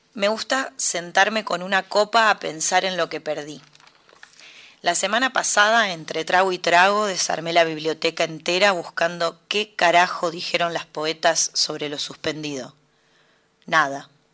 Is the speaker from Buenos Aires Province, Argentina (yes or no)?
yes; Mercedes, Buenos Aires Province, Argentina; moved away as an adult; now in Buenos Aires, Argentina; Soy de Mercedes, Buenos Aires. Nací ahí y me vine a vivir acá, a Capital, muy chica, a los 18, 19 años.